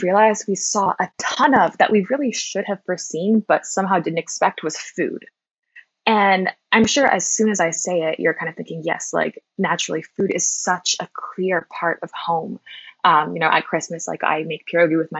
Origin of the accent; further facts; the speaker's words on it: Toronto, Ontario, Canada; I'm Polish Canadian, born to Polish immigrants in Toronto